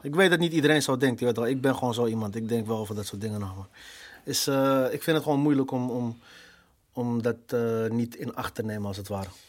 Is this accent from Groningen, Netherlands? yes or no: no; Amsterdam, North Holland, Netherlands; Ik ben een Amsterdammer, geboren, getogen